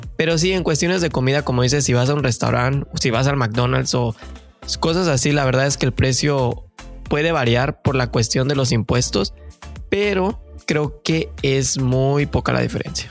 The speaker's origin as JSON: {"language": "Spanish", "country": "Mexico", "moved": "as an adult", "lives_now": "Canada", "said": "somos mexicanos de corazón que venimos en busca del famosísimo sueño canadiense"}